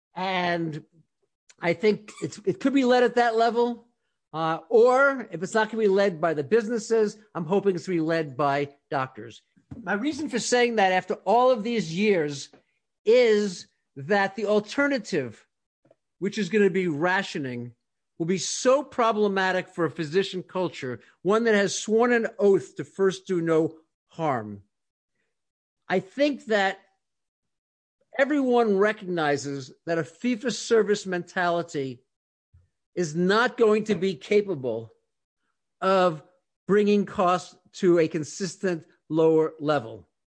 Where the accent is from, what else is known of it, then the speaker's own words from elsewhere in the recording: North Carolina, United States; growing up in North Carolina